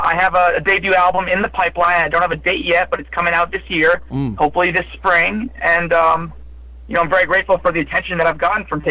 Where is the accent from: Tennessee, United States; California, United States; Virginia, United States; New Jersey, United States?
New Jersey, United States; I'm from New Jersey